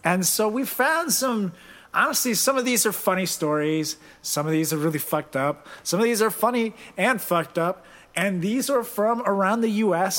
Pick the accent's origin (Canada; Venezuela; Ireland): Venezuela; I'm from Venezuela